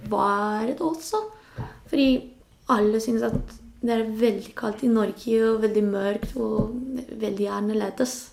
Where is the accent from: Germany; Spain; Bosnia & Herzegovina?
Spain; Norwegian is a second language; now in Norway; Det er ikke lett, fordi det er litt annerledes enn der jeg kommer fra. Men jeg, jeg synes ikke jeg skal, jeg skal tilbake til Spania.